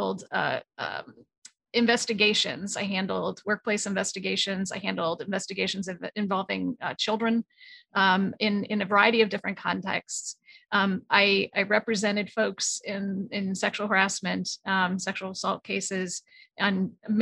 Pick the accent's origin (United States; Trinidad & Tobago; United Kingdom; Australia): United States; New England; moved away as an adult; now in Los Angeles, United States; I am from New England and a Los Angeles transplant. So I live in Los Angeles, California right now.